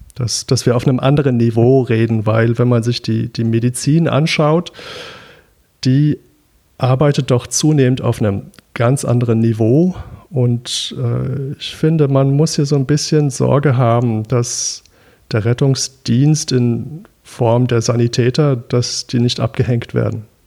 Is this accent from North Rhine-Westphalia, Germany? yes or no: yes; Düsseldorf, North Rhine-Westphalia, Germany; Ich bin in Düsseldorf aufgewachsen, weswegen ich traditionell etwas gegen Kölsch sein muss